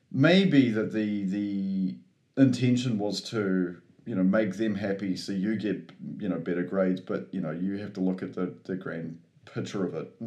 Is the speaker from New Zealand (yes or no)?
yes; New Zealand; I'm also a Kiwi